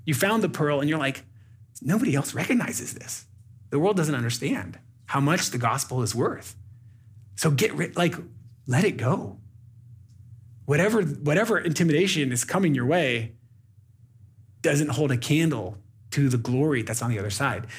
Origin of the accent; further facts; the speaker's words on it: United States; moved away as an adult; now in Burundi; I live in Burundi as a, as an American